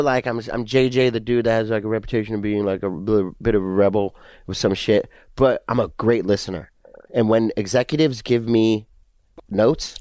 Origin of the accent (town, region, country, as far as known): Southern California, United States; born or raised there; also born or lived in England